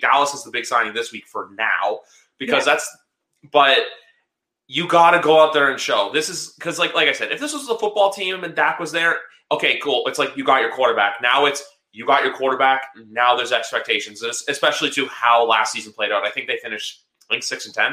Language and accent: English; Canada; I'm Canadian